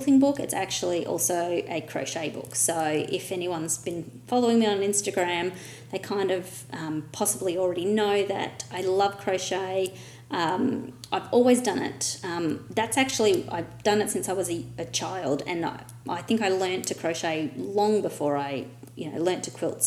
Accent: Australia; my Australian English

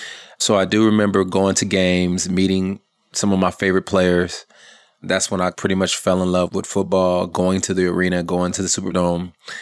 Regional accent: California, United States; also born or lived in Atlanta, United States; spent many, many years in Atlanta, almost enough to say that I'm from Atlanta. But I technically say I'm from California.

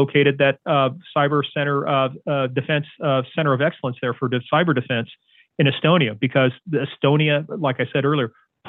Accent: United States; I'm an American citizen.

